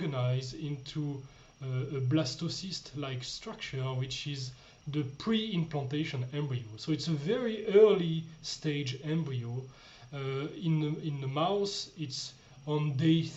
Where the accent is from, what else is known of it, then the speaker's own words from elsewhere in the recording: France; moved away as an adult; now in Austria; I'm coming from France